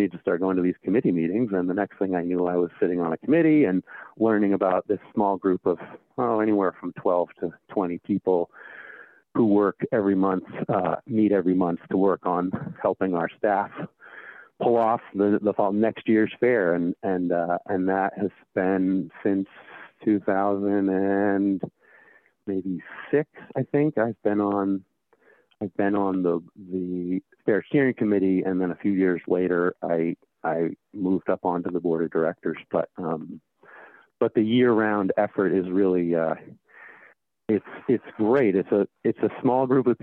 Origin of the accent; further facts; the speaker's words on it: Maine, United States; Growing up in Maine